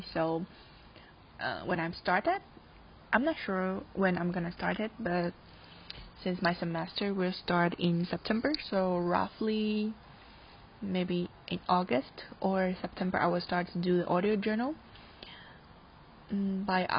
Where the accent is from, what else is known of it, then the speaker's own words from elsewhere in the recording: Taiwan; moved away; I'm from Taiwan